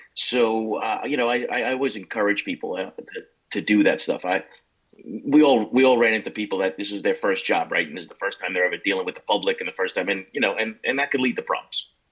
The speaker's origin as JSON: {"language": "English", "town": "Levittown", "region": "New York", "country": "United States", "tie": "born or raised there", "also_born_or_lived": "Brooklyn, New York", "said": "We grew up in Levittown"}